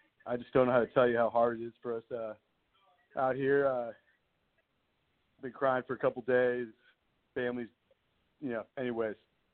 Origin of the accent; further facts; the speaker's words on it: Los Angeles, California, United States; I grew up in the Los Angeles area